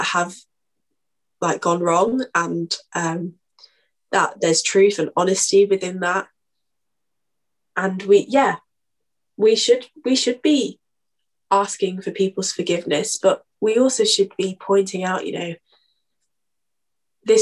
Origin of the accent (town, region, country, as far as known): United Kingdom